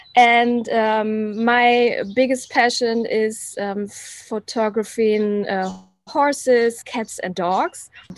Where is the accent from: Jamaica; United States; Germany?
Germany; also born or lived in Schwerin, Germany; I am from Germany, based in Schwerin.